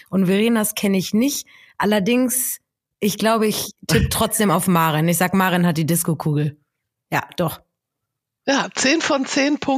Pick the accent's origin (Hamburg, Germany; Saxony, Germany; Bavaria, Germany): Hamburg, Germany; jetzt bin ja auch Hamburgerin